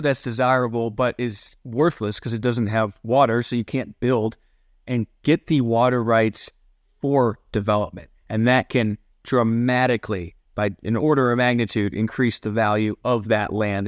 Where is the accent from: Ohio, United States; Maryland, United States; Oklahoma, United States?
Ohio, United States; now in Colorado, United States; I grew up in Ohio where, again, the Great Lakes right there, Lake Erie